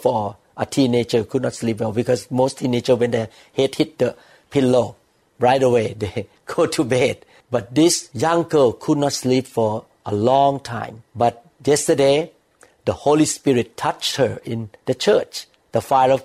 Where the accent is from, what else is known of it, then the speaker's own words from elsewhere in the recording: Thailand; the society that I grew up with in Thailand